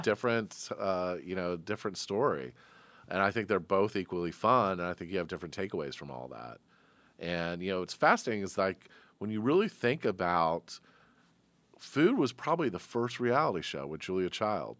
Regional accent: Atlanta, Georgia, United States; here's a kid from Atlanta

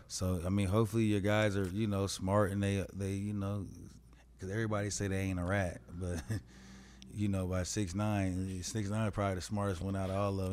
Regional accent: Colorado, United States; I was raised in Colorado

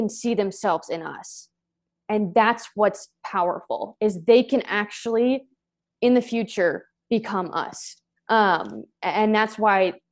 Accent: Maryland, United States; moved away as an adult; also born or lived in Portland; now in Los Angeles, United States; I'm originally from the East Coast, from Maryland

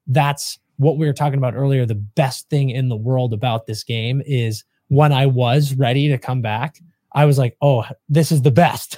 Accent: New England, United States; moved away as an adult; now in Los Angeles, United States; growing up in New England

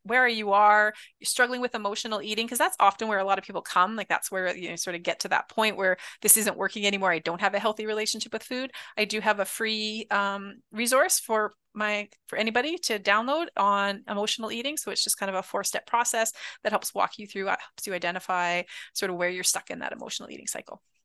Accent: Canada; being Canadian

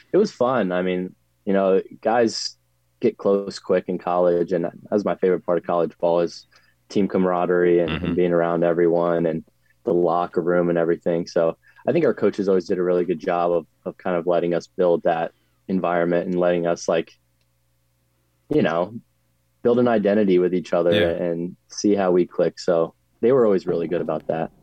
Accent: Northern Virginia, United States; moved away as an adult; now in Bowling Green, Kentucky, United States; growing up in Northern Virginia

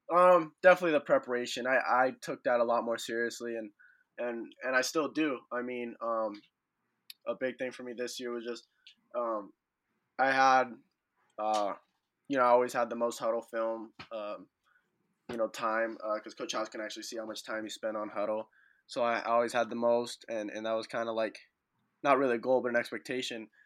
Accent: Santa Clarita, California, United States; I'm from Santa Clarita, so there's a ton of people from Santa Clarita that actually go to Sierra Canyon

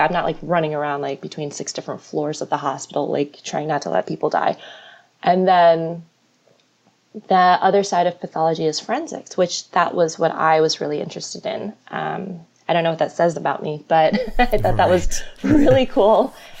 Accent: Florida, United States; also born or lived in New York; I was raised in Florida. I was born in New York. I was raised in Florida when I was like 4 or 5. So, my entire childhood was in Florida, graduated from the University of Florida, go Gators.

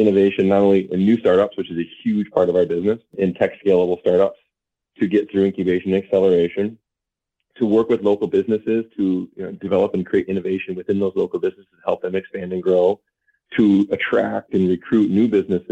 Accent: Traverse City, Michigan, United States; moved away as an adult; also born or lived in Warren, Michigan / Ann Arbor, Michigan; now in Marquette, United States; I grew up in Traverse City. I lived my whole entire life there.

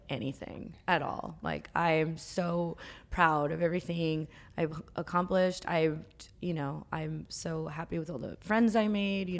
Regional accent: New Jersey, United States; moved away as an adult; also born or lived in Los Angeles; now in New York, United States; I grew up in New Jersey and hung out in New York a lot

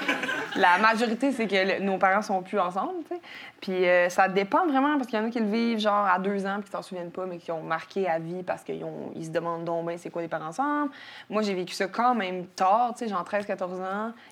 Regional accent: Quebec City, Quebec, Canada; je suis née à Jeffrey Hill, un, un hôpital qui est euh, entre le Vieux puis Sainte-Foy à Québec.

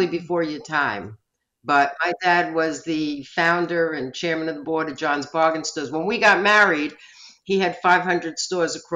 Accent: Long Island, New York, United States; I grew up on Long Island

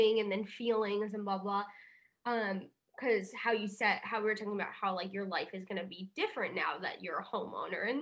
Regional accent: New York, United States; moved away as an adult; now in Los Angeles, United States; I grew up in New York. Like I've spent my whole life in New York

